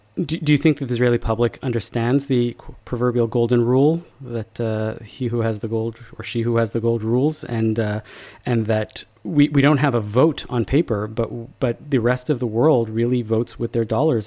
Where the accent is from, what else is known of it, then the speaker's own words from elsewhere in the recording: Canada; us as Canadian Jews